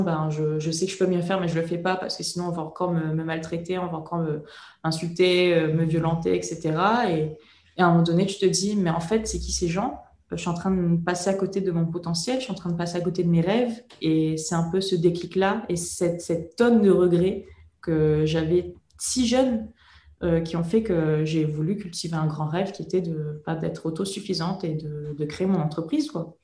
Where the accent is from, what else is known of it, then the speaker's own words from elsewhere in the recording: Réunion; je viens de La Réunion